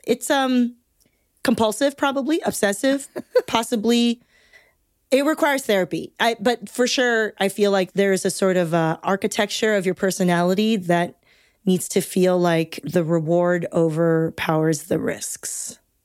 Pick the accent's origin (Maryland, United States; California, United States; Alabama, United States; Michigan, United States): California, United States; Torrance; I grew up in Southern California, and I grew up in Torrance, bordering, like, Gardena and Carson